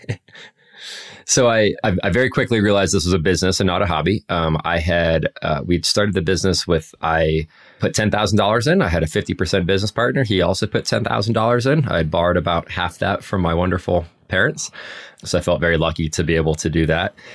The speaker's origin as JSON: {"language": "English", "town": "Anchorage", "region": "Alaska", "country": "United States", "tie": "born or raised there", "also_born_or_lived": "Colorado Springs, Colorado / Denver, Colorado", "moved": "yes", "said": "I grew up in Anchorage, Alaska, and, and worked in a bike shop up there"}